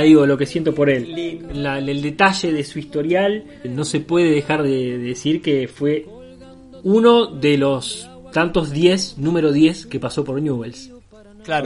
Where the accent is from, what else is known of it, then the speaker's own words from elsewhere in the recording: Rosario, Santa Fe, Argentina; siendo rosarino